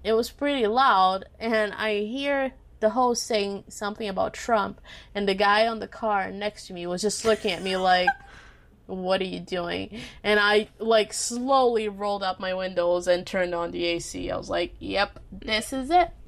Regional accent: Minas Gerais, Brazil; my home state, Minas Gerais, aka Texas of Brazil.

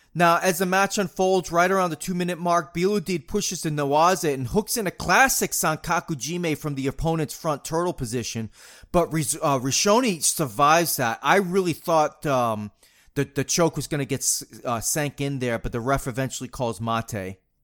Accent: New England, United States; growing up in New England

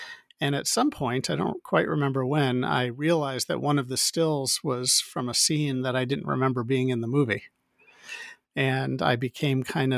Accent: Midwest, United States; moved away as an adult; now in California, United States; I grew up in the Midwest in the United States and came out to California to go to film school and worked in the film industry for several years before I ultimately moved up to the San Francisco Bay Area to work at Pixar back in 1994

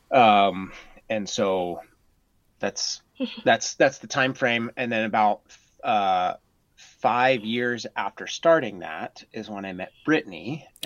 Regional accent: Norway; also born or lived in United States; I my dad was in the military, and so I grew up mostly in Norway uh, but when I was really young, we moved all over the United States

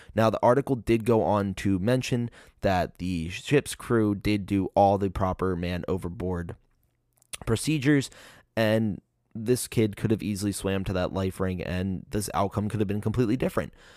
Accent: Maryland, United States; my home state

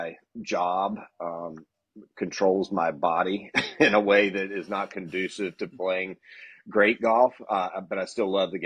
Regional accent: Eastern North Carolina, United States; now in South Florida, United States; I grew up in Eastern North Carolina, if you can't tell from the accent

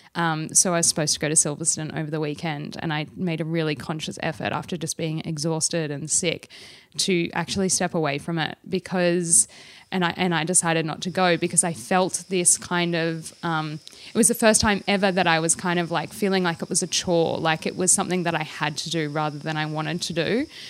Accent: Australia; although I'm Australian

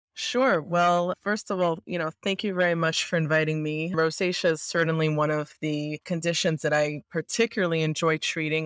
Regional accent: New York, United States; I'm a like, avid, born and bred New Yorker, I love this city, and I actually live here as well

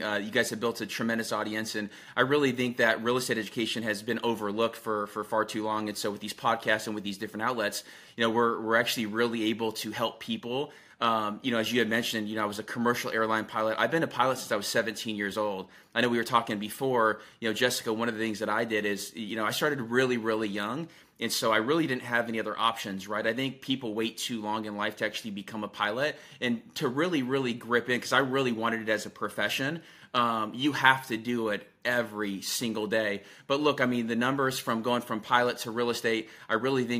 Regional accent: Albania; So I'm from Albania, and so the T is silent.

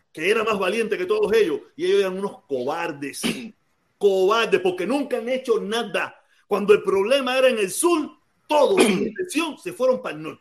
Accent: Cuba; moved away; Yo vine de Cuba siendo un loco atormentado, un loco atormentado.

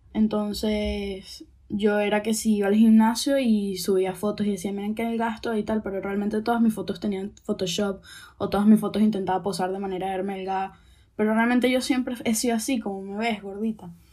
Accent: Venezuela; also born or lived in Chile; now in Spain; nací en Venezuela

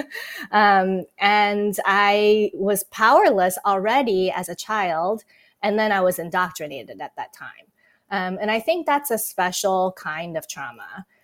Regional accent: Taiwan; moved away; I was born and raised in Taiwan, and yes, I grew up in an irreligious home.

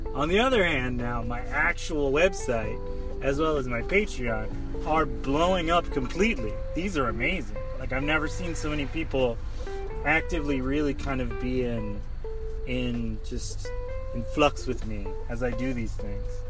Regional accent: North Carolina, United States; now in Washington, D.C. area, United States; I grew up in North Carolina with a pickup truck

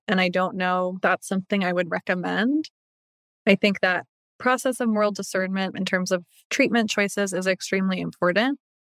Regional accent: Baltimore, Maryland, United States; growing up in the Baltimore area, my church that my family went to had a female pastoral life director

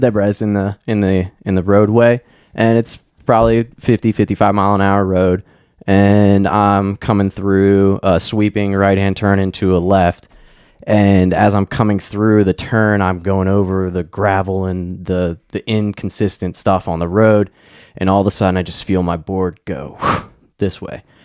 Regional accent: Maryland, United States; moved away; also born or lived in Pennsylvania; I grew up in Maryland outside of D C

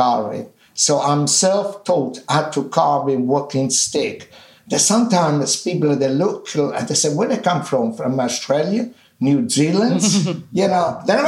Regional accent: Minori, Campania, Italy; English is a second language; also born or lived in East London; now in London, United Kingdom; in my hometown, in Amalfi Coast, in Minori, there used to be a lemon carrion

